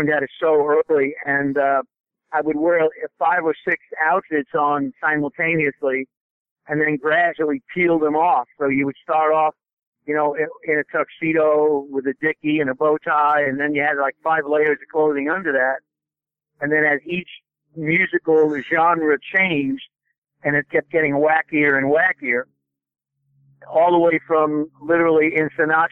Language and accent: English; New York City, New York, United States; now in Nashville, United States; I was born in Brooklyn